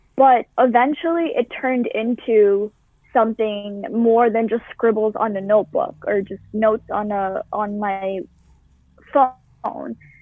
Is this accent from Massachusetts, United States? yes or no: yes; Boston, Massachusetts, United States; I've lived in the same town my entire life. I have never moved. I've lived in Boston, Massachusetts